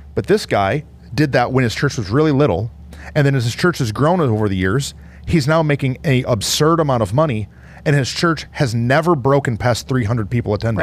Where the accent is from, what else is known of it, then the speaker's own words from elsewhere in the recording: Michigan, United States; I'm from Michigan